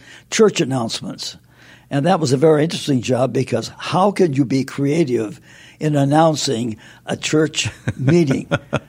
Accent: Aurora, Illinois, United States; I went across the river from my hometown, Aurora, to Aurora College, which is now Aurora University.

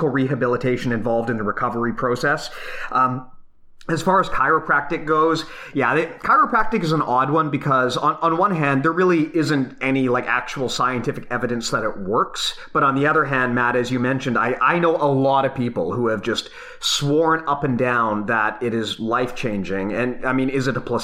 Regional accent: Canada; we're Canadian

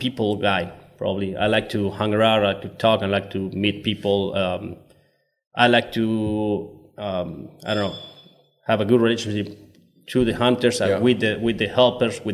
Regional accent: Córdoba, Argentina; born and raised in Cordoba

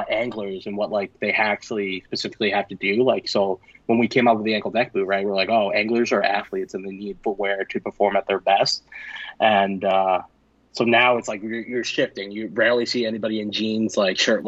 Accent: Maine, United States; I grew up in Maine

